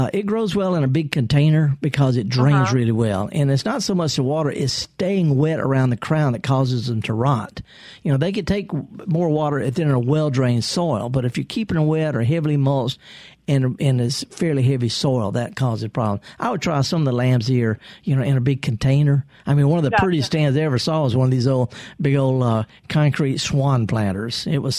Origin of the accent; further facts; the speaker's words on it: the Mississippi Delta, United States; I'm from the Delta.